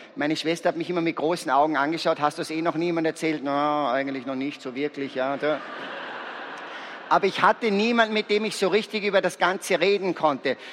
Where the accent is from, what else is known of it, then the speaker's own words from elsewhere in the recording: Salzburg, Austria; Ich bin ein Salzburger, ich komme aus einem sehr gesegneten Elternhaus